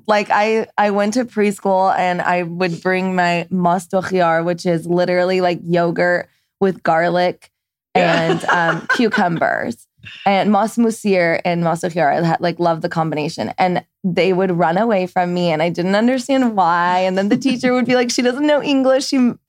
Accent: Laguna Beach, California, United States; first language Farsi; English is a second language; now in Corona del Mar, United States; I grew up in Laguna Niguel and moved to Laguna Beach when I was like 11 or 12. So I consider that as like my main place I grew up.

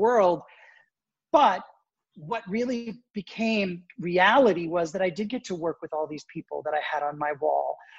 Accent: Toronto, Ontario, Canada; moved away as an adult; also born or lived in Springfield, Illinois / New York; now in Connecticut, United States; I was actually born in the States, but I grew up in Toronto

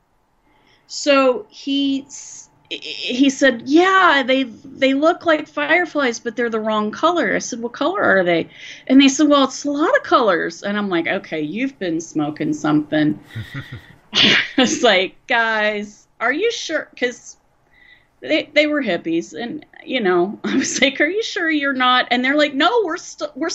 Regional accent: West Virginia, United States; moved away as an adult; also born or lived in Huntington, West Virginia / Athens, Ohio; And I grew up in West Virginia

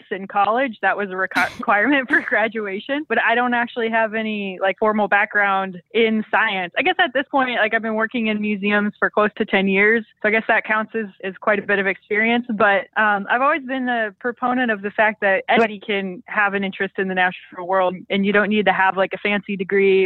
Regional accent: Rapid City, South Dakota, United States; I'm from Rapid City, South Dakota

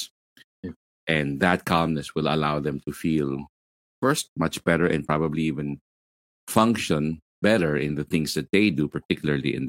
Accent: Manila, Metro Manila, Philippines; I'm from Manila, Philippines. I'm in the southern part of Manila, Philippines

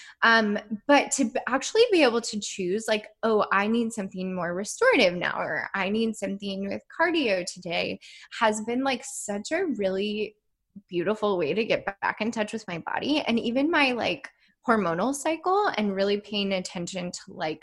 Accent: Midwest, United States; I grew up in the Midwest

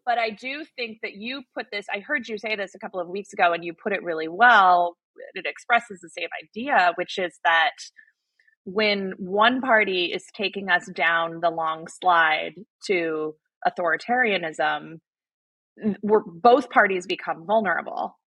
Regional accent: Arizona, United States; I grew up in Arizona

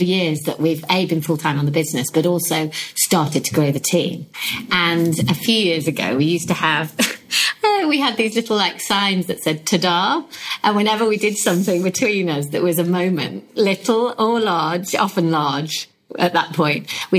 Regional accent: United Kingdom; I think being very British to that point is, what do you define as success?

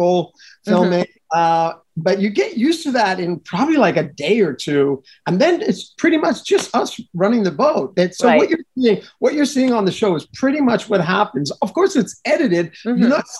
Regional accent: Montreal, Quebec, Canada; moved away; I'm originally from Montreal, Canada

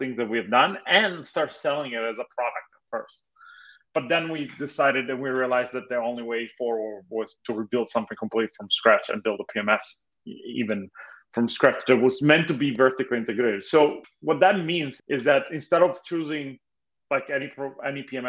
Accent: Italy; moved away as an adult; now in Los Angeles, United States; I was originally born and raised in Italy. I moved to US about 14 years ago with excuse of studying

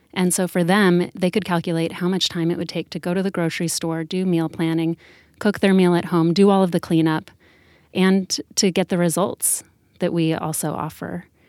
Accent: Sedona, Arizona, United States; Danielle and I both grew up together in Sedona, Arizona

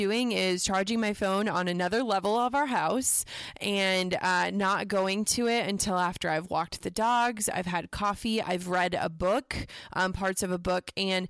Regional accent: Midwest, United States; growing up in the Midwest, you know, we don't do humble brags.

